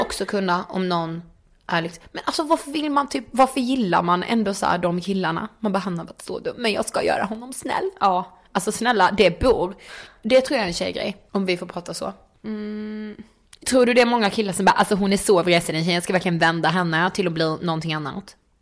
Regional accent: Karlshamn, Blekinge, Sweden; moved away; hemma i Karlshamn

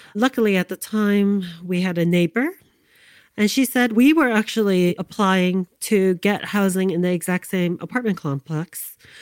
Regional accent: New York City, New York, United States; I grew up in New York City, Manhattan, downtown in the Lower East Side, the 1970s

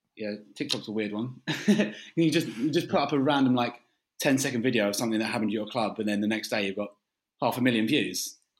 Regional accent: London, United Kingdom; also born or lived in Canterbury; we're from London

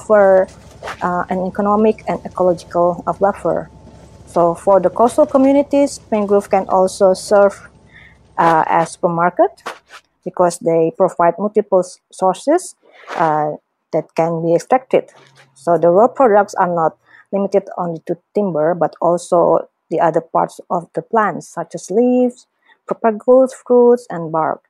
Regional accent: Indonesia; from Indonesia

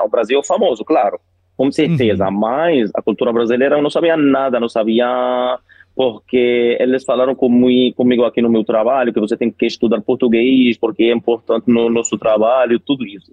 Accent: Egypt; first language Arabic; Portuguese is a second language; also born or lived in Rio de Janeiro, Brazil / Spain; eu sou do Egito, né? Moro no Cairo

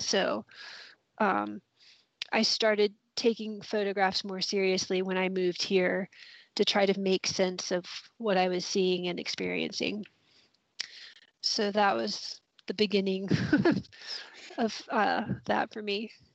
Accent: Columbia, South Carolina, United States; moved away as an adult; also born or lived in Oxford, Mississippi; now in Mississippi, United States; I grew up in Columbia, South Carolina, and lived in the city and thought I lived in a small town

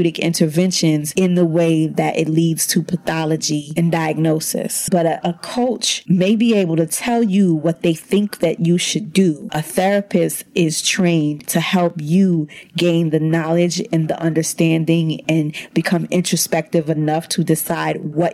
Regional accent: New York City, New York, United States; I'm from Brooklyn

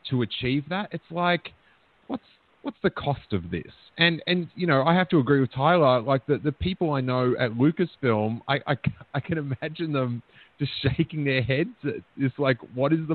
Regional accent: Melbourne, Victoria, Australia; growing up in Melbourne, like, in the skateboarding scene

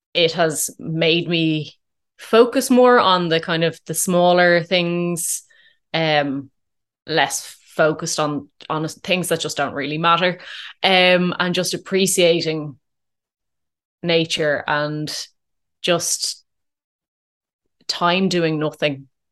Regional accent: Dublin, Leinster, Ireland; also born or lived in Curracloe, Wexford; I, I grew up in, in Dublin

